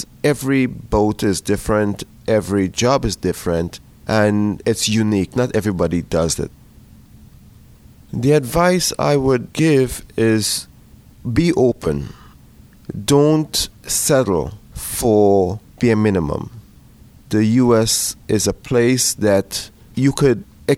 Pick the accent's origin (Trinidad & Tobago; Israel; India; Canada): Trinidad & Tobago; moved away as an adult; now in Pittsburgh, United States; I was born in the island of Trinidad and Tobago in the Caribbean